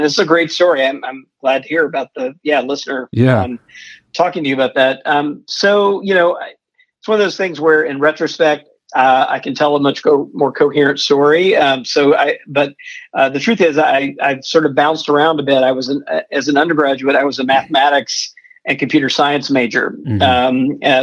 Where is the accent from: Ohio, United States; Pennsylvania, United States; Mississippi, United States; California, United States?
Mississippi, United States; Jackson; also born or lived in Middle Georgia; I grew up in the Deep South. I grew up mostly in Jackson, Mississippi